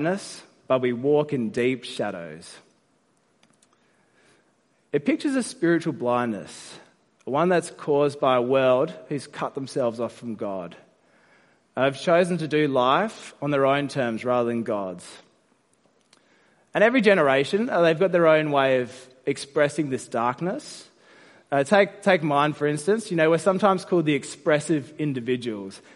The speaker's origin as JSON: {"language": "English", "region": "South Australia", "country": "Australia", "moved": "yes", "lives_now": "Sydney, Australia", "said": "I'm from South Australia"}